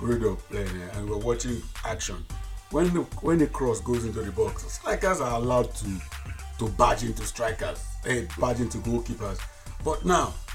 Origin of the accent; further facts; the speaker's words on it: Nigeria; when we were all growing up in Nigeria